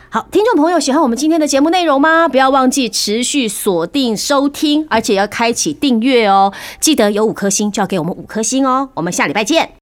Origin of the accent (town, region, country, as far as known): Taiwan; born or raised there; also born or lived in Shanghai